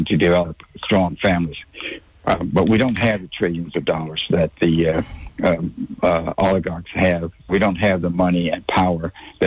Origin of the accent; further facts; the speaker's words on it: the South, United States; we grew up with in the South. I worked in tobacco field as a teenager.